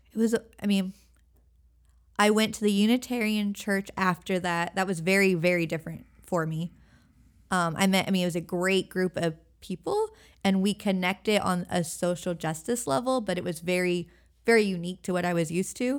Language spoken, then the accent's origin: English; Everett, Washington, United States; moved away as an adult; also born or lived in Sitka, Alaska / Hawaii / Oregon; now in Elizabeth City, United States; I grew up in Washington State, and I went to college in Sitka, Alaska.